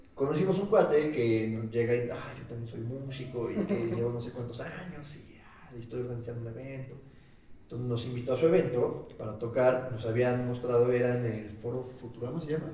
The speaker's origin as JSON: {"language": "Spanish", "country": "Mexico", "said": "somos mexicanos"}